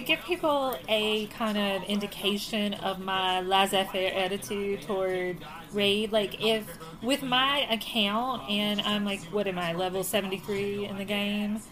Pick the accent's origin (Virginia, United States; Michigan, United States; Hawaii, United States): Virginia, United States; we're from Virginia